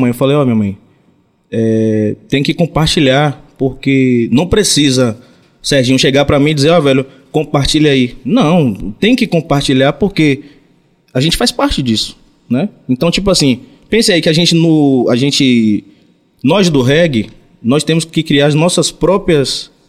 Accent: Ubaitaba, Bahia, Brazil; Eu sou de Ubaitaba.

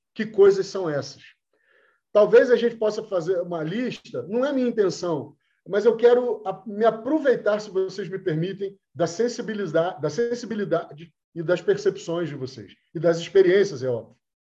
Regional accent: Rio de Janeiro, Brazil; a gente é carioca

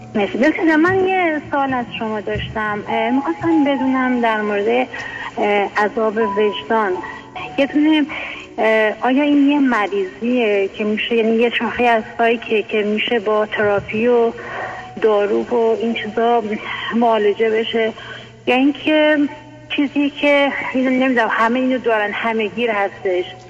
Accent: Iran; moved away as an adult; now in United States; من الان 20 سال هست که امریکا زندگی میکنم قبلش هم که توی ایران بودم

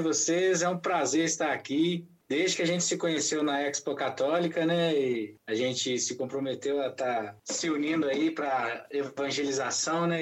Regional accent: Ouro Branco, Minas Gerais, Brazil; Eu sou de Ouro Branco, Minas Gerais

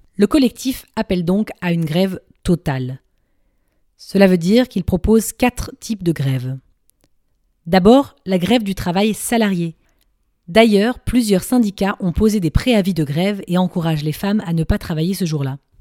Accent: France; moved away as an adult; now in Brussels, Belgium; je suis aussi française, mais j'habite à Bruxelles maintenant depuis 5 ans

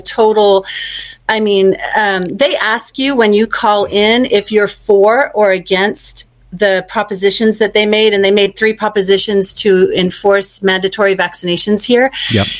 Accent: Victoria, Australia; also born or lived in Bendigo, Australia; now in United States; I was born in Australia in Victoria

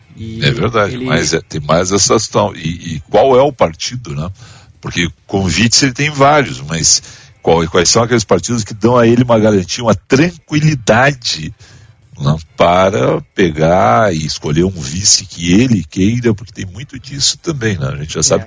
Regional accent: Brazil; enquanto brasileiros

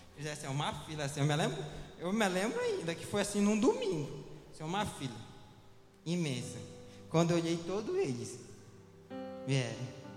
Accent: Viseu, Pará, Brazil; now in Belém, Brazil; eu não sou de Belém, eu sou da, cida, da cidade de Viseu, e muito distante daqui

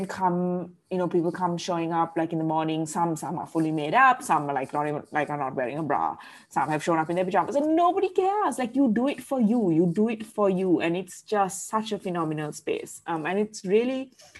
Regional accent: Colombo, Western Province, Sri Lanka; also born or lived in Sydney, Australia; I grew up in Colombo

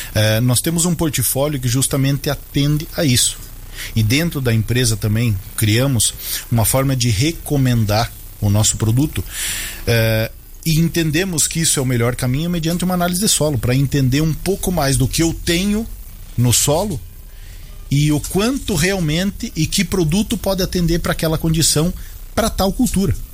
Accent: Paraná, Brazil; now in Vacaria, Brazil; sou hum. natural hum. paranaense, hum. Eh, mas moro hoje em Vacaria, Rio Grande do Sul

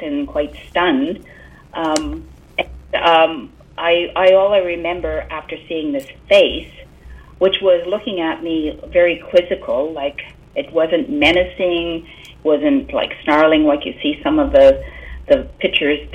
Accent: South Porcupine, Ontario, Canada; I was born and raised in South Porcupine. If you want to know, that's near Timmins.

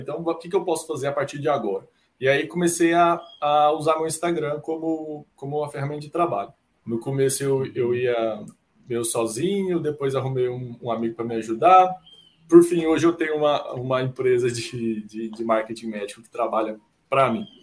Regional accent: Uberlândia, Minas Gerais, Brazil; moved away as an adult; also born or lived in Marília, São Paulo / Ribeirão Preto, São Paulo; eu sou natural de Uberlândia, Minas Gerais, que é onde eu moro atualmente

